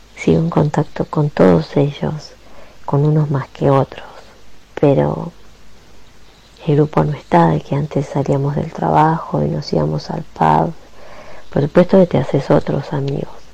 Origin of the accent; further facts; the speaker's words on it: Garín, Buenos Aires Province, Argentina; moved away as an adult; also born or lived in Escobar, Argentina / Italy; now in London, United Kingdom; nací en Escobar, provincia de Buenos Aires, mm, me crié en Garín, partido de Escobar y hoy hace 17 años que vivo fuera de la Argentina. Primero estuve 5 años en Italia y hoy estoy en Londres